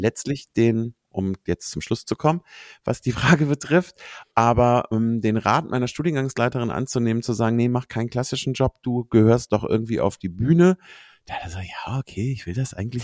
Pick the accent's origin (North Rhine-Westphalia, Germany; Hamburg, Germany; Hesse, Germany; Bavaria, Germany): North Rhine-Westphalia, Germany; Cologne; ich bin eine Kölsche, also ich bin in Köln mhm. geboren